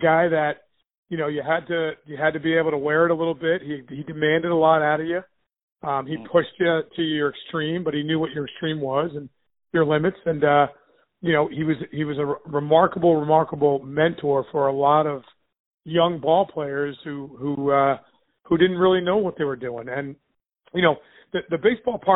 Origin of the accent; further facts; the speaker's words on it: New Jersey, United States; moved away as an adult; I grew up in New Jersey, went to Kittatinny High School up in Sussex County